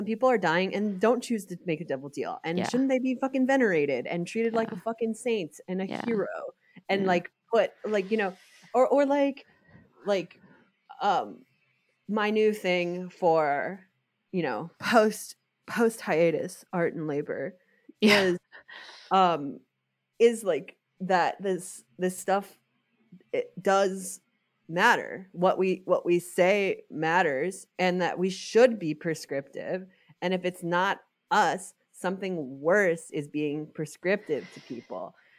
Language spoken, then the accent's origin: English; New York, United States; maybe again it's like growing up in New York, it's like you know, you are loyal to a place.